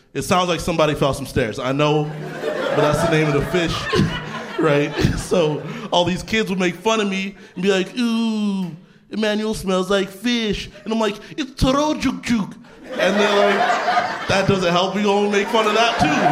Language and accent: English; Canada; I grew up in Canada.